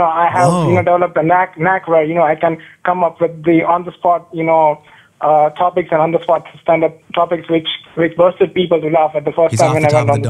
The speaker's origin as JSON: {"language": "English", "country": "India", "moved": "as an adult", "lives_now": "United States", "said": "I'm an Indian student"}